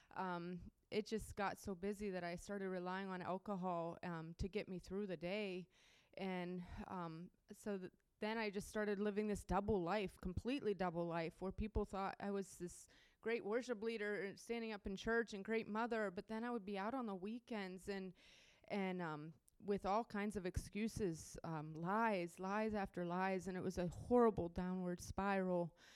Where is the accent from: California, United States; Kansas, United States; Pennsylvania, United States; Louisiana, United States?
Pennsylvania, United States; Pittsburgh; moved away; also born or lived in Ohio; I'm from around Pittsburgh, Pennsylvania, actually. Um, I just moved from Ohio, but um, I grew up in Pittsburgh.